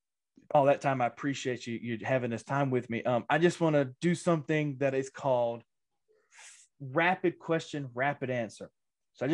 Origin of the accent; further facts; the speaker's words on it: Mississippi, United States; my little town in Mississippi here, little town